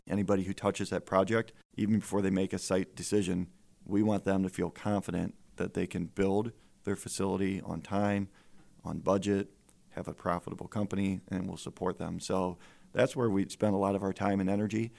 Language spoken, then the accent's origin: English; Fremont, Ohio, United States; now in Findlay, United States; I grew up in Fremont, Ohio